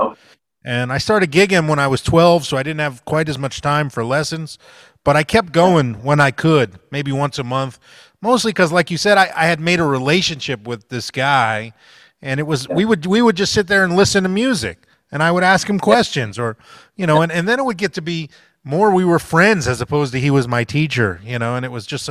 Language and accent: English; South Florida, United States; I grew up in South Florida